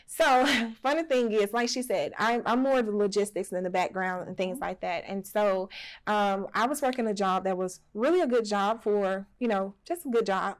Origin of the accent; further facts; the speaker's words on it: Alberta, Alabama, United States; also born or lived in Birmingham, Alabama / Selma, Alabama; we were actually raised in when we say southern country part of Alabama. It's called Alberta, Alabama